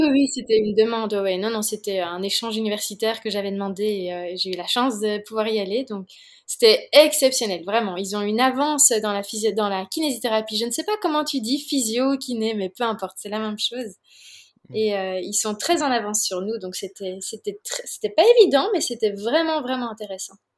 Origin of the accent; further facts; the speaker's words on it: Belgium; also born or lived in Oregon, United States; je viens de Belgique